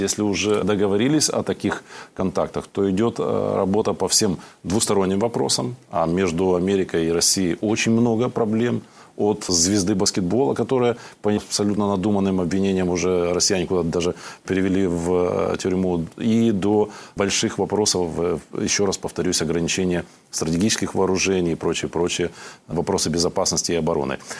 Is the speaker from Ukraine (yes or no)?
yes; Ukraine